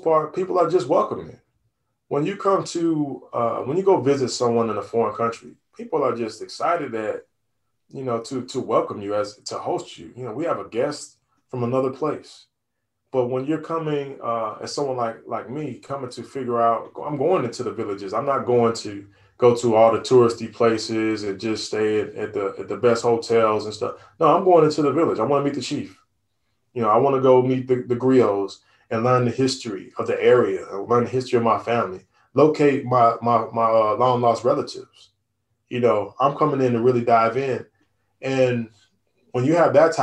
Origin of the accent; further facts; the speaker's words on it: St. Louis, Missouri, United States; moved away; also born or lived in Mali (ancestry); I'm from St. Louis